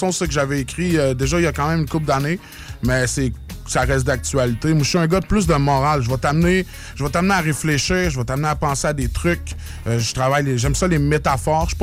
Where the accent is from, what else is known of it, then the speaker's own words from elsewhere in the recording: Drummondville, Quebec, Canada; moi, je suis originaire de la de Drummondville.